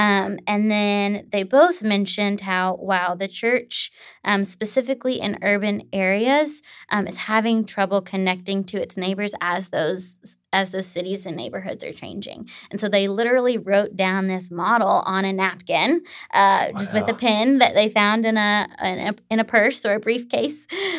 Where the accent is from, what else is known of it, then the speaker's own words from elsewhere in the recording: Tennessee, United States; what would it look like to bring this back to my home state of Tennessee?